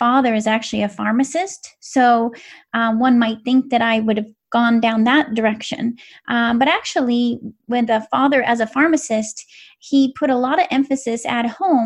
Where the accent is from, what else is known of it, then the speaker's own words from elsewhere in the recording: West Coast, United States; I grew up on the West Coast